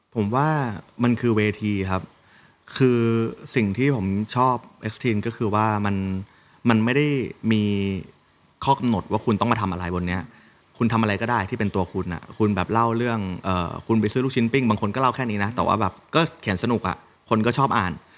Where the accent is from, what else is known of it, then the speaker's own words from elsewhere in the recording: Nakhon Sawan, Thailand; แล้วเราอยู่ต่างจังหวัด ผมเป็นคนนครสวรรค์งเงี้ยครับเป็นลูกหลานโมจิ